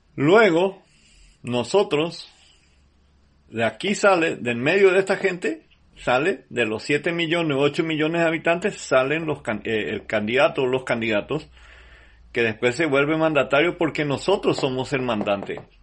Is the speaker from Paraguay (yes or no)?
yes; Paraguay; nosotros como paraguayos